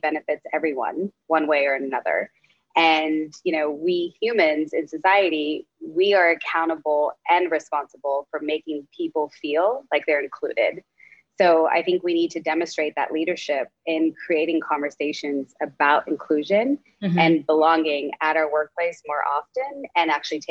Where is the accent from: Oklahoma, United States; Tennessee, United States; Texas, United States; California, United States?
Texas, United States; Dallas; now in New York City, United States; I am a daughter of immigrant parents, and I was born in Dallas, Texas, and now live in New York City